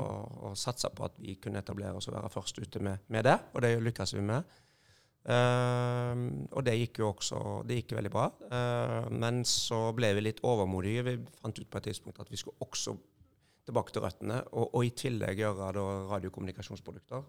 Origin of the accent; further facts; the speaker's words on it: Haugesund, Rogaland, Norway; Jeg er fra Haugesund, eller ei lita bygd som heter Førre. Ja. Nærheten av Haugesund.